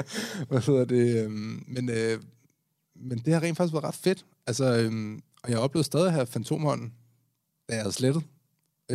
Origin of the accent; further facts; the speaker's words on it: Denmark; vi er danskere, og vi er danskere